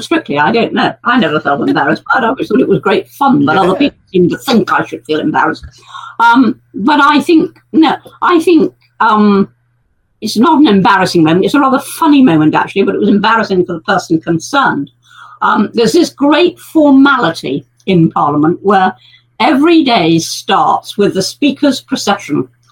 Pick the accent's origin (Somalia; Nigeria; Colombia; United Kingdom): United Kingdom; we're very British